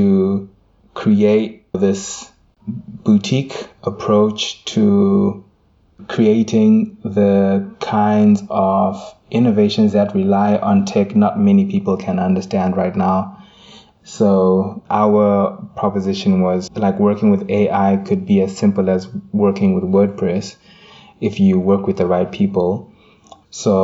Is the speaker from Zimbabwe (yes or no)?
yes; Zimbabwe; moved away as an adult; also born or lived in South Africa; Having lived in South Africa for half a decade and even, you know, growing up in Zimbabwe